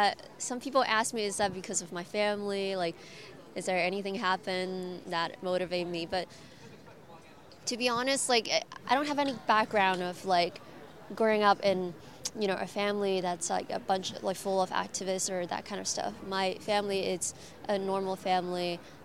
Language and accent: English; Hong Kong; moved away as an adult; now in United States; I was born and raised in Hong Kong.